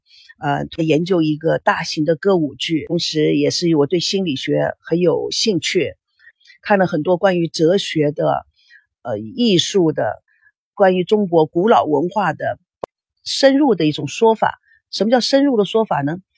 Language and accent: Chinese; United States; Chinese is a second language; also born or lived in Taiwan; now in China; 我是从美国来的，美国到了台湾，美国到了大陆